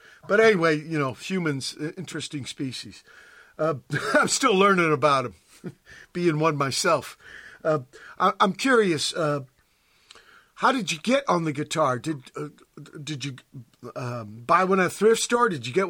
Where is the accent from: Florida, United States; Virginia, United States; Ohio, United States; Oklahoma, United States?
Virginia, United States; now in San Pedro, United States; look where I live in fucking Pedro, right? When I came here from Virginia.